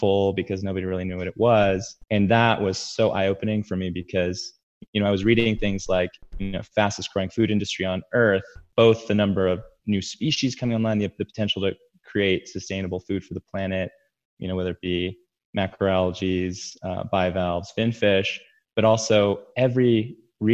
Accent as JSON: {"language": "English", "town": "San Diego", "region": "California", "country": "United States", "tie": "born or raised there", "also_born_or_lived": "New Mexico", "moved": "yes", "said": "I grew up mostly in San Diego, California."}